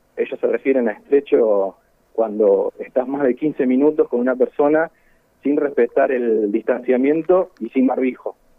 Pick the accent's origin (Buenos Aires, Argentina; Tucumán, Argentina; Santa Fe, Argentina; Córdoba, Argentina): Santa Fe, Argentina; San Lorenzo; soy de San Lorenzo